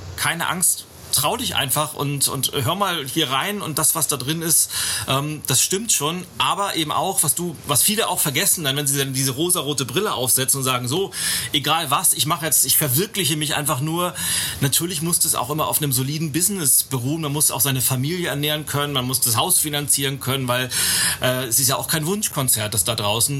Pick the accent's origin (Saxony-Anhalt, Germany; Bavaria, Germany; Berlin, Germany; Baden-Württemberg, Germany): Berlin, Germany; hier aus meiner Heimatstadt, aus Berlin